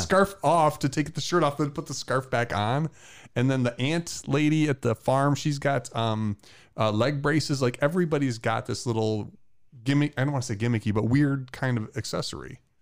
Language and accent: English; Michigan, United States; I'm from Michigan